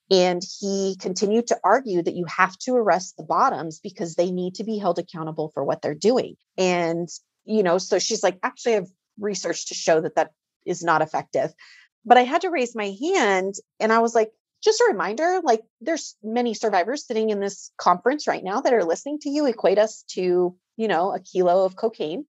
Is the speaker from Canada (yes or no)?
no; Greeley, Colorado, United States; moved away as an adult; also born or lived in Denver, Colorado; I was born and raised in Greeley, Colorado